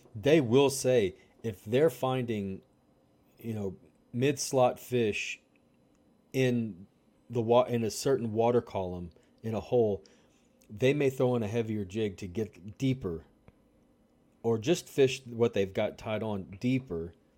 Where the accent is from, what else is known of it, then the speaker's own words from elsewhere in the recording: Louisiana, United States; growing up in Louisiana